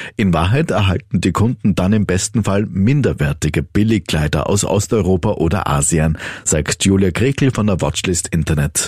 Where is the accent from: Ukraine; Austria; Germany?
Austria; bei uns in Österreich